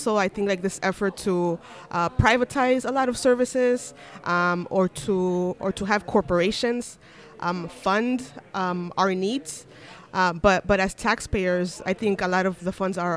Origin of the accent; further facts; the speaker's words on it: Chicago, Illinois, United States; I am from the South Side of Chicago